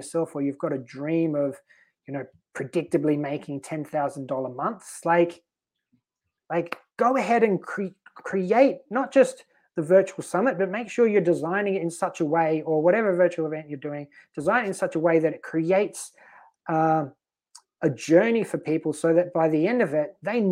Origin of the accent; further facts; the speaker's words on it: Australia; moved away as an adult; also born or lived in Sweden; now in Malta; we're in Sweden, but I'm Australian